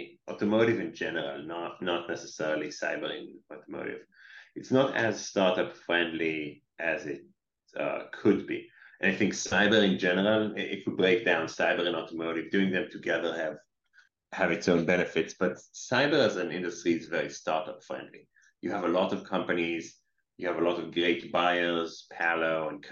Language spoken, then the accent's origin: English; Israel; moved away as an adult; now in Boston, United States; I'm based in Boston. I'm working from Boston those days, officially from Israel, as people can possibly hear on the accent.